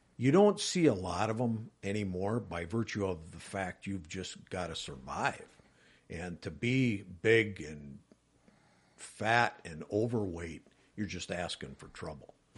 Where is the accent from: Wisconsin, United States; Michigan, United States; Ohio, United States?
Wisconsin, United States; Wisconsin Rapids; born and raised in Wisconsin Rapids area